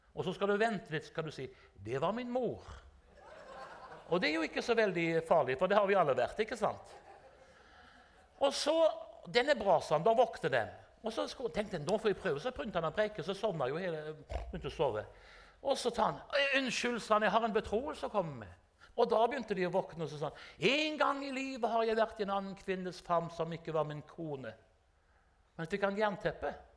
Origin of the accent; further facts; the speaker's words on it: Haugesund, Rogaland, Norway; also born or lived in Drammen; jeg er fra Haugesund